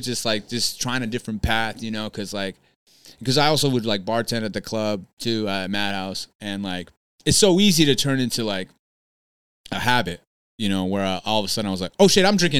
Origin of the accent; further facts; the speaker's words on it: California, United States; Cause like I'm the entertainer and then I'm from California all of a sudden.